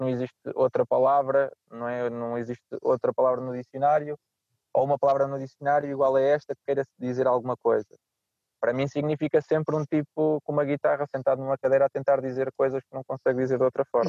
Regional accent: Nazaré, Leiria District, Portugal; moved away as an adult; now in Porto, Portugal; eu sou da Nazaré, minha mãe é lisboeta

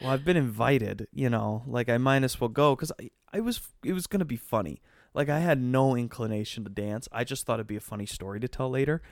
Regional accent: Wisconsin, United States; moved away; school in my hometown

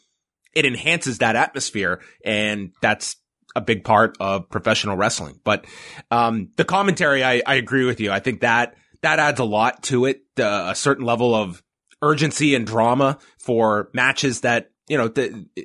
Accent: Canada

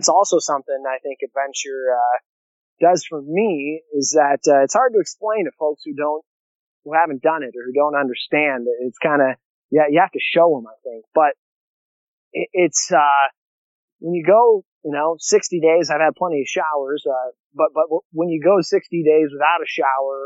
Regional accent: Illinois, United States; now in South Dakota, United States; 2 in South Dakota where I live, and 2 in my hometown of Illinois, the same middle school that I went

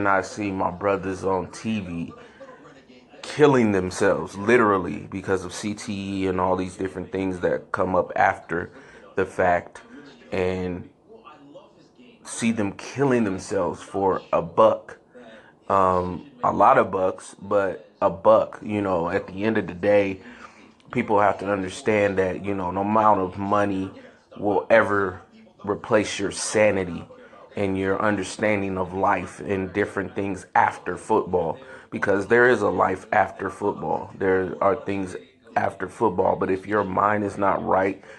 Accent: San Francisco, California, United States; I grew up in San Francisco

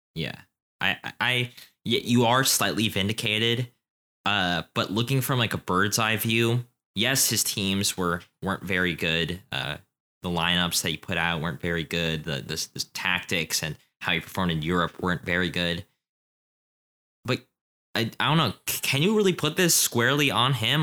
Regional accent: United States; as an American

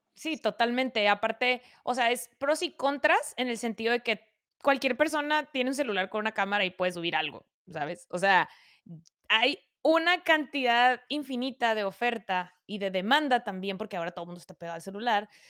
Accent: Mexicali, Baja California, Mexico; Soy de Mexicali, Cachanilla

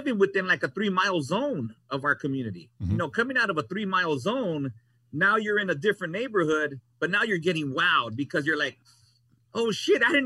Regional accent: Los Angeles, California, United States; I was born and raised in North Hollywood, and I was raised in a community where there was a lot of gangs involved

